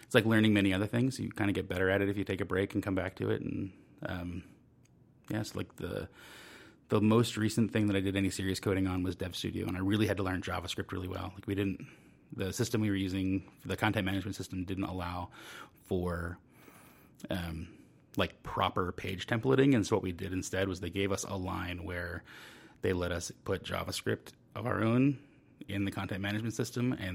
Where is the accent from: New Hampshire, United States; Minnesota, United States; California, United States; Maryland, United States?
Maryland, United States; Baltimore; moved away as an adult; also born or lived in West Virginia / Dallas; I was born in Baltimore. I grew up outside of Baltimore, kind of between Baltimore and the Pennsylvania line